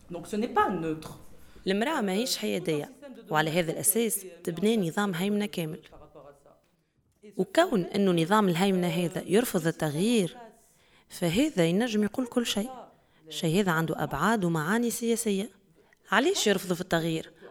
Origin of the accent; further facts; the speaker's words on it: Tunisia; رغم كوني تونسية